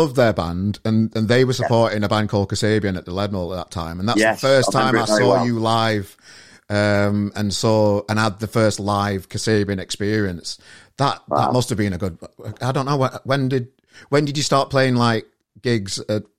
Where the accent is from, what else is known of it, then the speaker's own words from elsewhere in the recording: Sheffield, Yorkshire and the Humber, United Kingdom; moved away; I'm from Sheffield originally